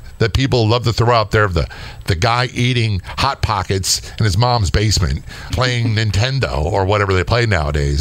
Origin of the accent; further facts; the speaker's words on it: Southern Maryland, United States; I came from Southern Maryland.